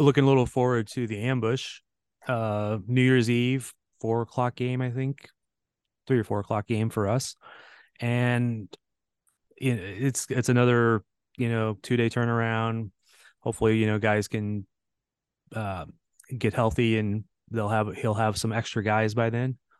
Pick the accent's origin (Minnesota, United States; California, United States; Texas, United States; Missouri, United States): Missouri, United States; St. Louis; I grew up in Saint Louis, and I actually played against some of those guys in youth soccer.